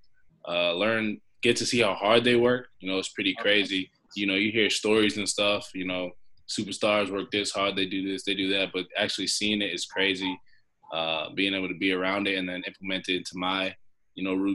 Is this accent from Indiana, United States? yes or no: no; Lowell, Massachusetts, United States; also born or lived in Brooklyn, New York; I was born in Brooklyn, New York, from Lowell, Massachusetts, grew up there